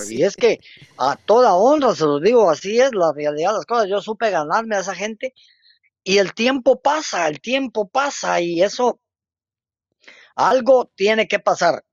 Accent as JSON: {"language": "Spanish", "town": "Río Hondo", "region": "Zacapa", "country": "Guatemala", "tie": "born or raised there", "also_born_or_lived": "Teculután", "moved": "as an adult", "lives_now": "Jutiapa, Guatemala", "said": "Aquí dejé el ombligo, aquí estudié, aquí hice todo, sí, pero ahora mi trabajo profesional me hace desempeñarme en otro lugar no puedo negar que soy zacapaneco"}